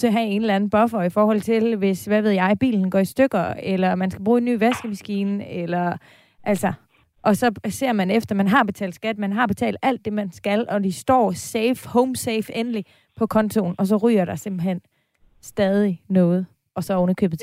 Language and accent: Danish; Aarhus, Central Denmark Region, Denmark; now in Copenhagen, Denmark; altså nu er jeg fra Aarhus, og jeg bor i København